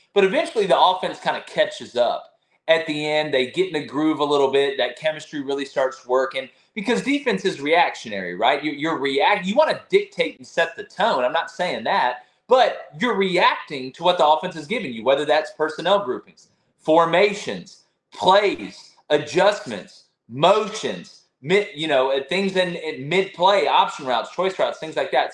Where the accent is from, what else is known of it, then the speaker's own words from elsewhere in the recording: Opelika, Alabama, United States; I'm from, I was born in East Alabama Medical Center, man. I breathe the same air y'all breath. The first breath I took was the Auburn Opelika air.